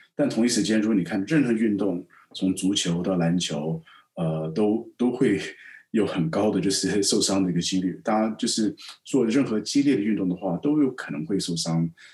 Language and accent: Chinese; Taipei, Taiwan; also born or lived in United States / London / Hong Kong; now in Shanghai, China; 我在台北长大